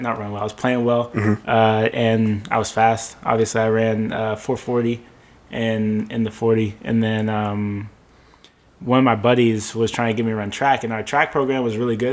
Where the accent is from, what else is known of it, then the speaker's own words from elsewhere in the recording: Langston, Oklahoma, United States; also born or lived in Guthrie, Oklahoma / Edmond, Oklahoma; I grew up in Langston, like my younger years in Langston.